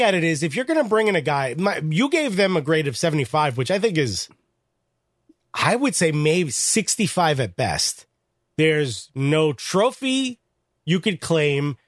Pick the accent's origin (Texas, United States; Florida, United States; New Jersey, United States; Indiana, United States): New Jersey, United States; Newark